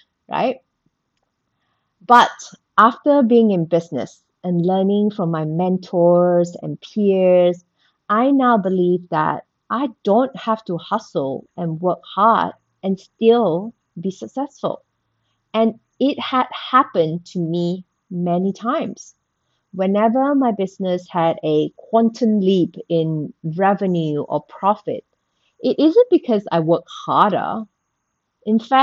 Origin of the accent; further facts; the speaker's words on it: Malaysia; I was born and bred in Malaysia. So I went to school in Malaysia